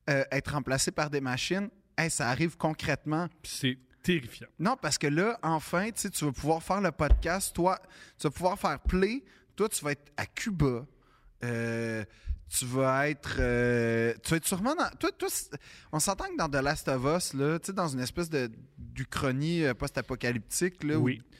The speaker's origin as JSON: {"language": "French", "region": "Quebec", "country": "Canada", "said": "On est québécois."}